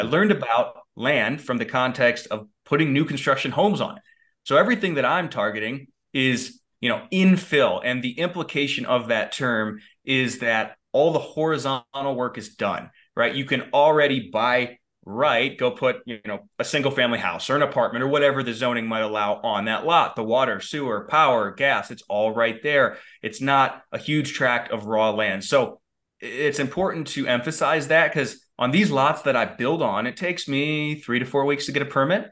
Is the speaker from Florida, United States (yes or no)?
no; Valley City, Medina, Litchfield area, Ohio, United States; now in Colorado Springs, United States; I grew up in a, in a cornfield in Ohio